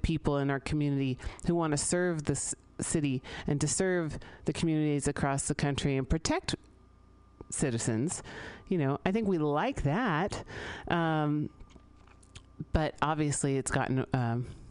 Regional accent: San Francisco, California, United States; I grew up here in San Francisco

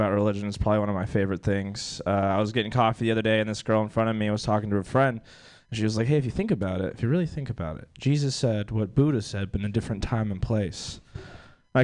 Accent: Brazil; now in United States; I'm from Brazil. That's where I immigrated from. My whole family still lives in Brazil

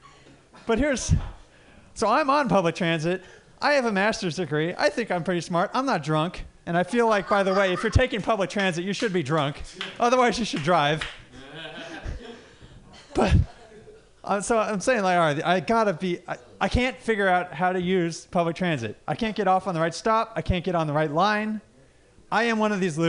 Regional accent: San Francisco Bay Area, California, United States; I'm actually from the Bay Area

